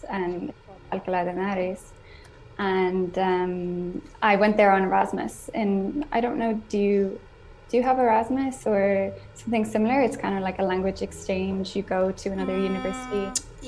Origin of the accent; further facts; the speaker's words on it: Ireland; first language English; now in Spain; I'm from Ireland.